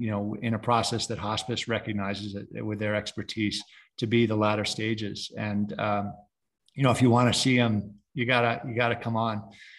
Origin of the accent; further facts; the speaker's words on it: Connecticut, United States; moved away as an adult; also born or lived in Hawaii; where I grew up, which is back in Connecticut.